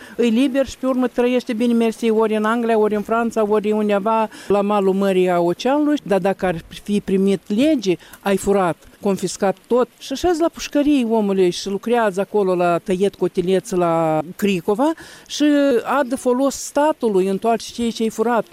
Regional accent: Moldova

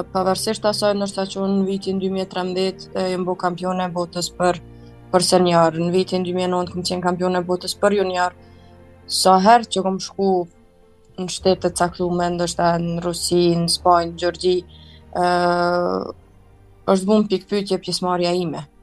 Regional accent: Kosovo; isha prej Kosovës

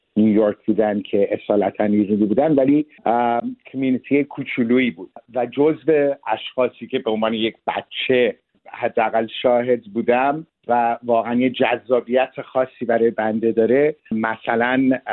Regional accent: Geneva, Switzerland; now in Canada; در ژنو به دنیا آمدم

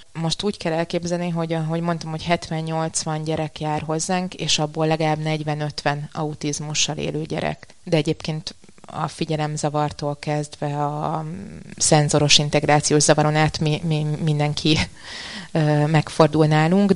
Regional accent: Budapest, Hungary; also born or lived in Hungarian countryside; Budapesten születtem, Budapesten nőttem fel, viszont a, a gyerekkorom jelentős részét vidéken töltöttem

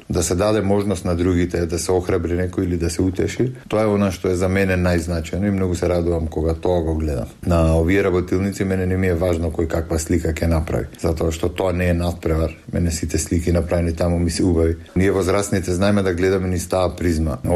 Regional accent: North Macedonia; Кај нас во Македонија повеќето настани се случуваат во Скопје или барем во поголемите градови и така малите места остануваат на маргините.

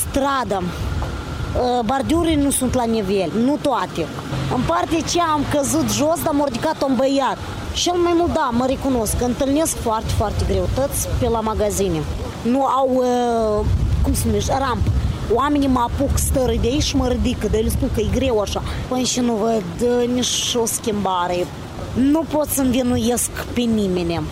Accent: Ialoveni, Ialoveni District, Moldova; Sunt din Ialoveni

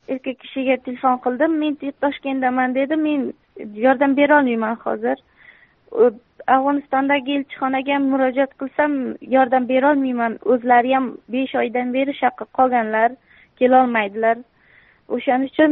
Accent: Surxondaryo Region, Uzbekistan; also born or lived in Mazar-i-Sharif, Afghanistan; yo'q afg'onistonni o'zi tojiklaridanman zabonlar mazori sharif viloyatida tug'ilib mhm. bir yoshimda bo'lganimda dadamni ishlari shu yoqqa bo'lganlar surxondaryoda o'sha mhm. yoqqa maktabni bitirdim

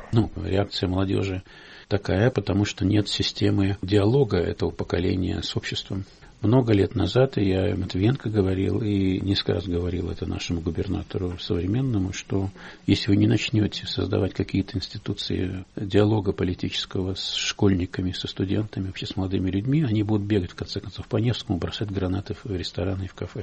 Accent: Russia; у меня на родине, моей России.

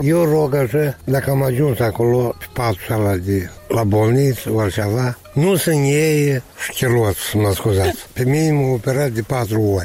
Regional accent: Moldova; tăți din țara noastră moldovenească, care noi aici am crescut

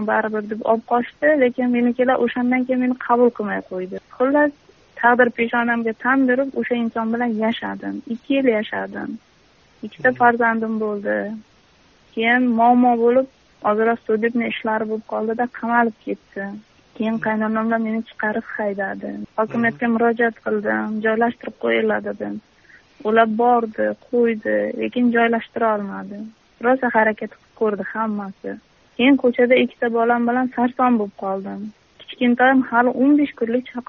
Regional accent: Kamashi District, Kashkadarya Region, Uzbekistan; qashqadaryo viloyati qamashi tumanida tug'ilganman

